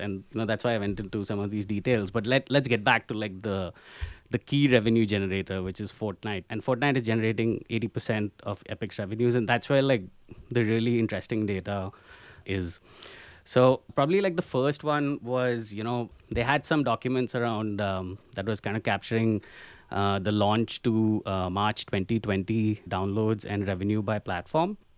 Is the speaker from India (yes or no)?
yes; India; moved away as an adult; now in Cologne, Germany; I'm originally from India and have been living in Cologne in Germany for about the past five years